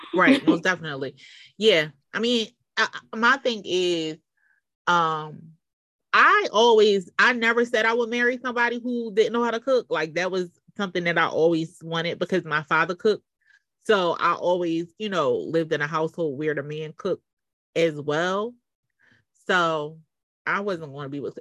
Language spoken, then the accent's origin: English; Philadelphia, Pennsylvania, United States; I growing up in Philly